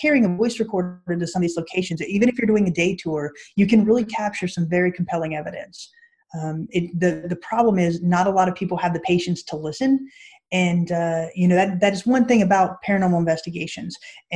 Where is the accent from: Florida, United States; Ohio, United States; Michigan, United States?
Florida, United States; I'm from Florida